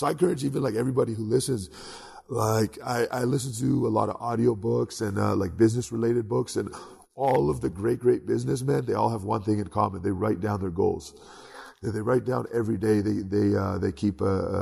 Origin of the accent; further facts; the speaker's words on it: Canada; I grew up in Canada